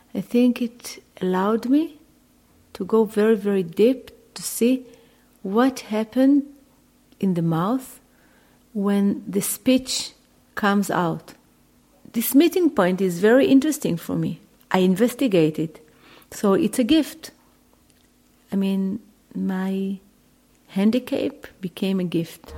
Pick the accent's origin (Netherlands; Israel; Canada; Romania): Israel; Jerusalem, Jerusalem District; I was born in Jerusalem.